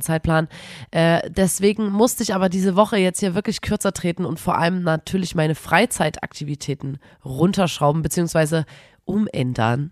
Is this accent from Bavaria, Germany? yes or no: no; Erzgebirge, Saxony, Germany